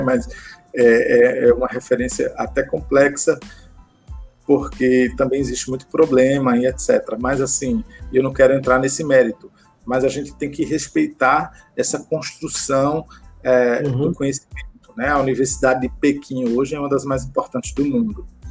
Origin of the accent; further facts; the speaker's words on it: Campina Grande, Paraíba, Brazil; now in Pernambuco, Brazil; eu sou paraibano, né? Eu sou de Campina Grande